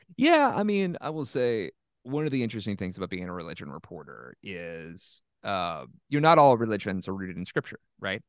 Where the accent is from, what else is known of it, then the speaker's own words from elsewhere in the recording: Southeast, United States; I'm from the Southeast